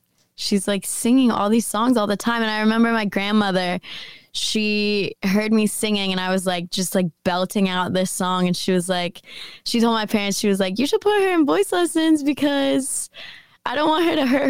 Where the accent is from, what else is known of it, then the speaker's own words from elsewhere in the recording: Jackson, Tennessee, United States; also born or lived in San Francisco, California; now in Nashville, United States; Jackson is a very small town. But I lived there. I basically grew up there